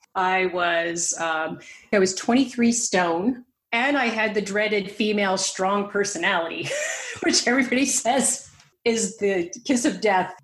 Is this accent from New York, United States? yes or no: yes; New York, United States; accent: American; moved away as an adult; also born or lived in San Francisco Bay Area, California; now in West Cork, Ireland; I grew up in New York